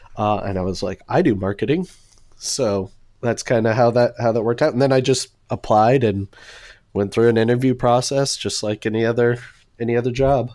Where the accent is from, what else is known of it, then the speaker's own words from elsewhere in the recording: Houston, Texas, United States; now in Dallas, United States; I'm originally from Houston, but been in Dallas since two thousand seven